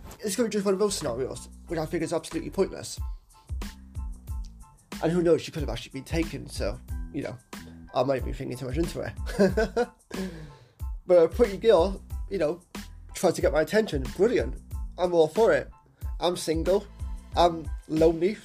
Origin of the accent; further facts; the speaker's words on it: Cardiff, Wales, United Kingdom; my seat at Cardiff has his strange moments. Has his strange people